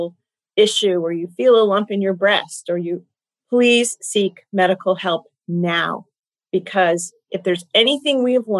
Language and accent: English; Golden State Warriors territory, California, United States; I come from Golden State Warrior territory